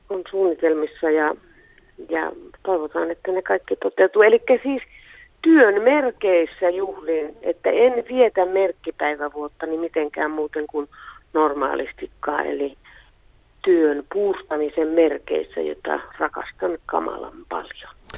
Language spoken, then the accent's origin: Finnish; Suomussalmi, Kainuu, Finland; also born or lived in Kuhmo / Kajaani; Suomussalmellahan mä oon syntynyt Suomussalmen kunnassa ja Suomussalmella oppinut lukemaan